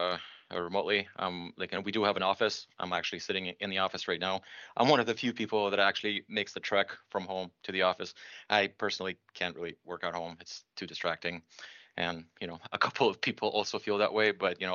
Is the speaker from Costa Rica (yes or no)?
no; Belarus; now in Toronto, Canada; So I'm originally from Belarus. My parents in the 90s decided that they don't want to live in that country anymore.